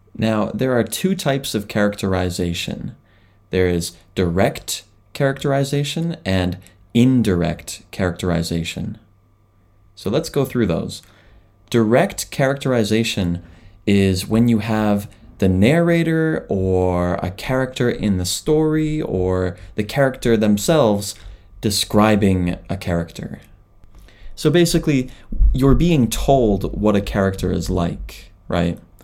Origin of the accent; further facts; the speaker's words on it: Canada; now in Japan; I am a Canadian living in Japan